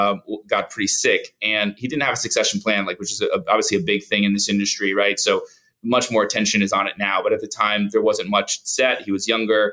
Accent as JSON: {"language": "English", "town": "Plantation", "region": "Florida", "country": "United States", "tie": "born or raised there", "also_born_or_lived": "Atlanta / New York City", "said": "I'm born and raised in Florida, Plantation, Florida, kind of a suburb of Fort Lauderdale"}